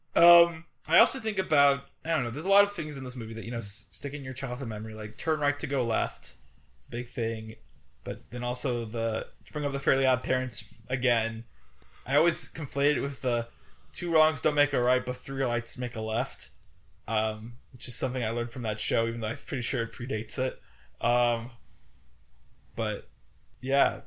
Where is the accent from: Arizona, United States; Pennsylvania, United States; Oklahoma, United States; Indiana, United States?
Indiana, United States; when I was growing up in Indiana, I lived on Route six